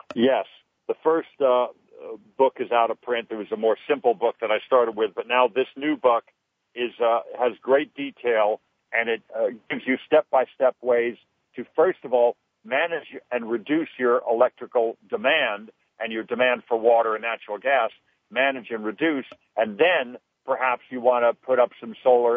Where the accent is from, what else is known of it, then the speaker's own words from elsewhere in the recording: Los Angeles, California, United States; when I was a kid growing up in the San Fernando Valley